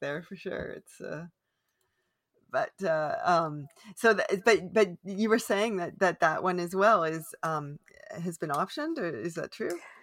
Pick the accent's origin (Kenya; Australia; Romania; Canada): Canada; I am unapologetically Canadian